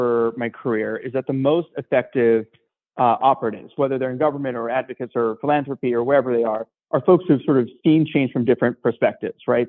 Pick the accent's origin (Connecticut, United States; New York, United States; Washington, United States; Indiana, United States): Washington, United States; Seattle suburbs; also born or lived in India / Atlanta; growing up in the Seattle suburbs